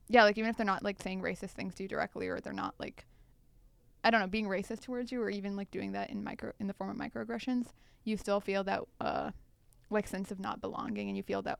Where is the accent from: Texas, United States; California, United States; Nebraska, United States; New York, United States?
Texas, United States; I'm Indian American, born and raised in Texas, grew up there my entire life.